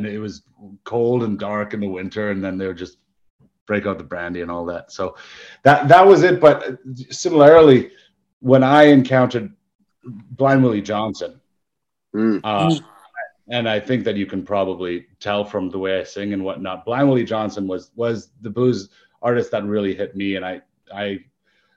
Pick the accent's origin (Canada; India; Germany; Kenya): Canada; Whitehorse, Yukon; I grew up in Yukon, right? I grew up in Whitehorse. I'm from up north